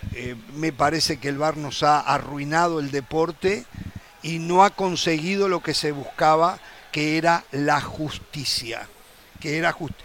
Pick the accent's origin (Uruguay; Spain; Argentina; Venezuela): Uruguay; somos uruguayos